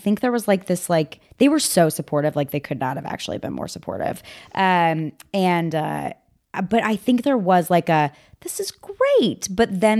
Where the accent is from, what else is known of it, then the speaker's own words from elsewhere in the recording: Nebraska, United States; I'm from Nebraska